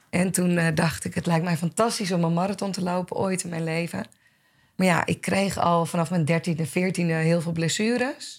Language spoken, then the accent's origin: Dutch; Blaricum, North Holland, Netherlands; ik kom uit Blarikum, ben opgegroeid in, eh, in het Gooi.